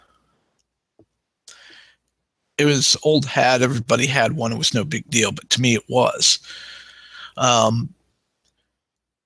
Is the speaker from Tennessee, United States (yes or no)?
no; Missouri, United States; also born or lived in Arizona; I grew up in Missouri, but I was born in Arizona, Maricopa County, on a military installation that no longer exists.